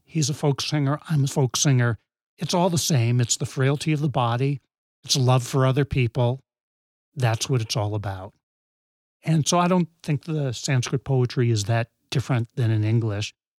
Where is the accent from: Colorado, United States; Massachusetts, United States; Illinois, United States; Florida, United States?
Massachusetts, United States; New England, west of Boston; I grew up in New England, west of Boston